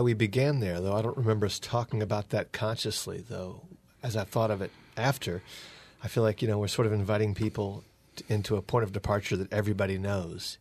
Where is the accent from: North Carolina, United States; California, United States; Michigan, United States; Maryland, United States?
North Carolina, United States; moved away; also born or lived in Akron, Ohio / Georgia; we lived in Akron, Ohio or near there when we first discovered Richard, but we're from North Carolina